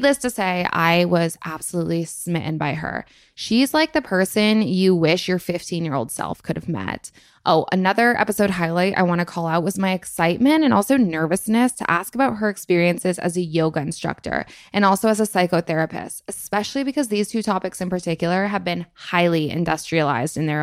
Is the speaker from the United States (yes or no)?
yes; Vermont, United States; also born or lived in Los Angeles; now in United Kingdom; I am from Vermont. I moved to LA for a year and now I'm in the UK.